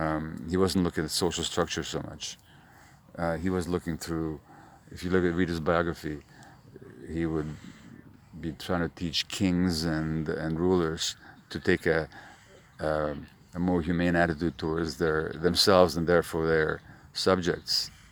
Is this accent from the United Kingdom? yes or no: no; Canada; I'm from Canada. I've been here 3 days, so I'm already an expert on Northern Ireland, you know.